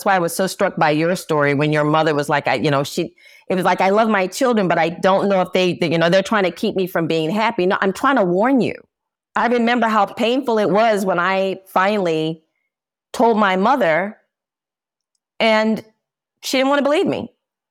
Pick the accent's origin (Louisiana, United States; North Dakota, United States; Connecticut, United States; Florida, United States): Louisiana, United States; New Orleans; New Orleans.